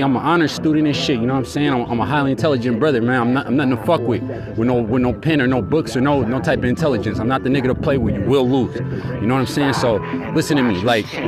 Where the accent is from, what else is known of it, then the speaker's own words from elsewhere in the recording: Sacramento, California, United States; Growing up in Sacramento